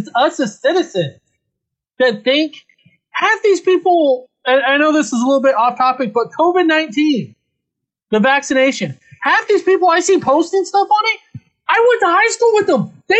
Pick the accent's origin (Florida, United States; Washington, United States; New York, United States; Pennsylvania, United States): Washington, United States; Seattle; also born or lived in Texas; now in Alaska, United States; I grew up in the Seattle area, lived in Texas for a while, then moved here to Alaska.